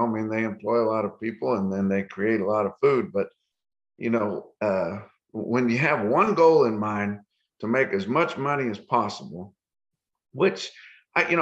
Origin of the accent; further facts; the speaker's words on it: Clayton, New Mexico, United States; moved away; also born or lived in Canyon, Texas; I started out in northeastern New Mexico, Clayton, New Mexico area. That's where I grew up as a child.